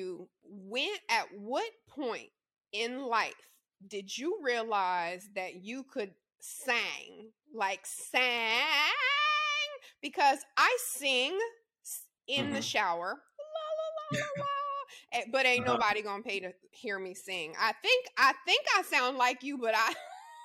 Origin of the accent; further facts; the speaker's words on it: Louisiana, United States; I grew up in the South too, Louisiana, born and raised